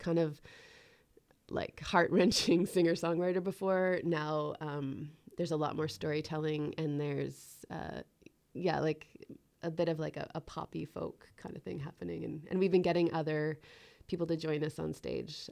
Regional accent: Ottawa, Ontario, Canada; moved away as an adult; now in Canmore, Canada; I moved from Ottawa about three years ago

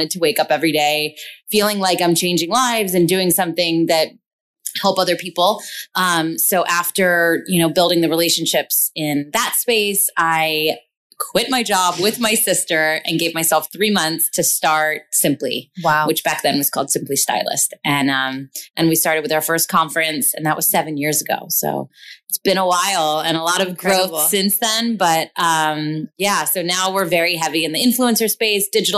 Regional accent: York, Pennsylvania, United States; moved away as an adult; now in Los Angeles, United States; I hail from York, Pennsylvania, a really small, like small town in Pennsylvania in between Philly and Baltimore

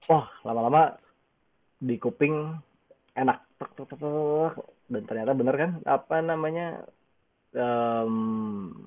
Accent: Indonesia; Dia bule, gue orang Indo.

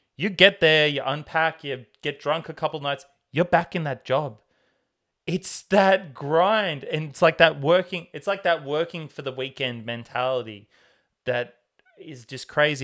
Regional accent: Tamworth, New South Wales, Australia; growing up in Tamworth in Australia

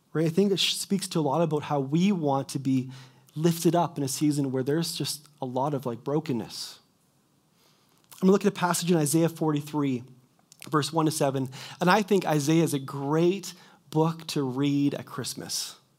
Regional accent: Kelowna, British Columbia, Canada; moved away as an adult; also born or lived in Quesnel; I was born and raised in Kelowna

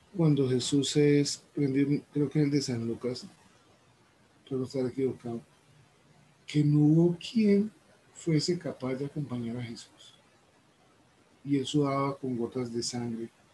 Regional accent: Colombia; vengo desde Colombia.

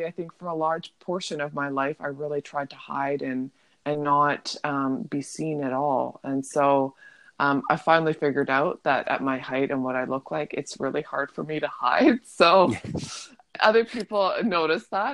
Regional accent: Vancouver, British Columbia, Canada; I'm from Vancouver

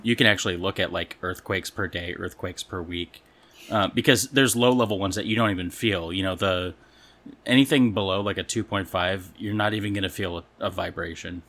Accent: California, United States; now in Missouri, United States; growing up in California

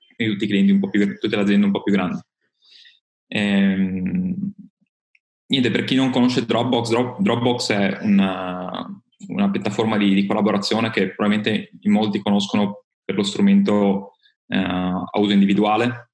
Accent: Friuli-Venezia Giulia, Italy; io vengo dal Friuli Venezia Giulia

